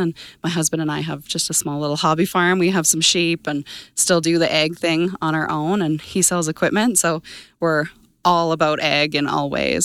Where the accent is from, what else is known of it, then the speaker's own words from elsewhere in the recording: Brooks, Alberta, Canada; now in Arrowwood, Canada; I'm originally from Brooks, Alberta. Grew up on a family farm there